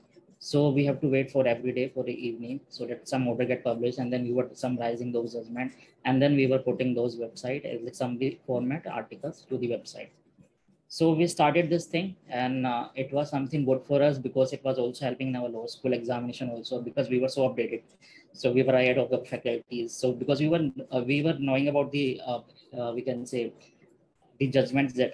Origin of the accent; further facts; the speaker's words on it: Meerut, Uttar Pradesh, India; I come from Meerut